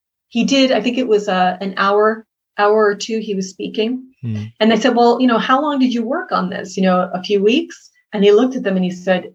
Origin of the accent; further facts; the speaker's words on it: Boston, Massachusetts, United States; I'm from Boston